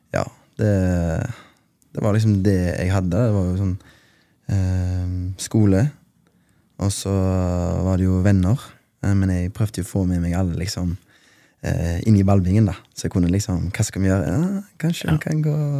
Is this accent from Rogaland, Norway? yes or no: yes; Haugesund, Rogaland, Norway; jeg er fra Bleikmyr. Uh, Gettoen i Haugesund, som vi kaller det